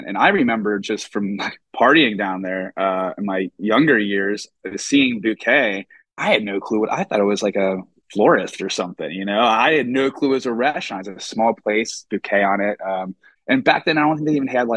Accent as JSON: {"language": "English", "region": "Northern Kentucky", "country": "United States", "tie": "born or raised there", "said": "I grew up in Northern Kentucky"}